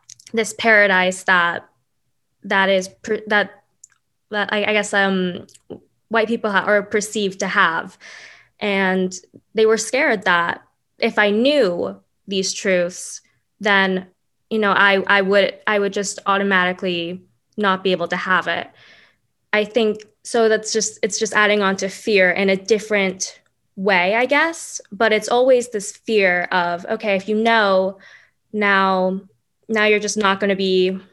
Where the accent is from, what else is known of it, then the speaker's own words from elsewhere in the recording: Dallas, Texas, United States; I grew up in Dallas, Texas